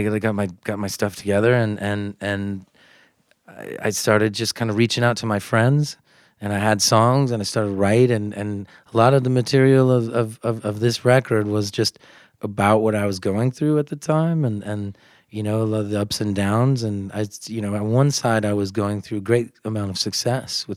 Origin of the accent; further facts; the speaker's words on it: United States; first language English; moved away; I'm American. Like, I'm from the U.S.